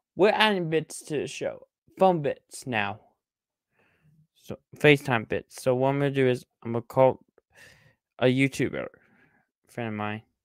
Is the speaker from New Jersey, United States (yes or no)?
no; Texas, United States; I'm a Texas boy for life, guys. Come on. I'm from Texas.